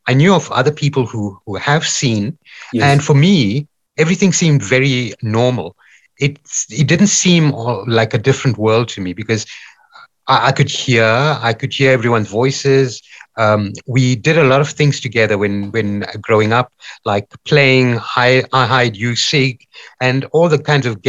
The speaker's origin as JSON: {"language": "English", "town": "Durban", "region": "KwaZulu-Natal", "country": "South Africa", "tie": "born or raised there", "said": "I was born in Durban."}